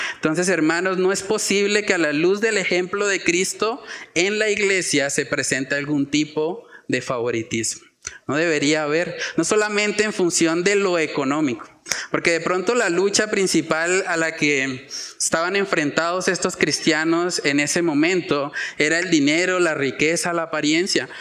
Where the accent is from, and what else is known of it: Colombia